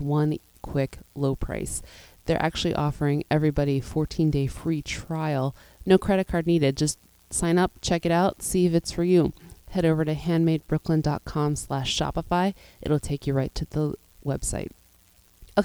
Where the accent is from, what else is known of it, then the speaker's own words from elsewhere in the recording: Pittsburgh, Pennsylvania, United States; I grew up in Pittsburgh, Pennsylvania